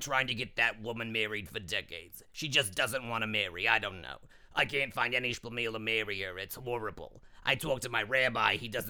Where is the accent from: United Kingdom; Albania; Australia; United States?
United States; New York City, New York; Oh, my goodness. Of course I'm from New York. I imbibe New York. I embody New York. I am, in fact, New York.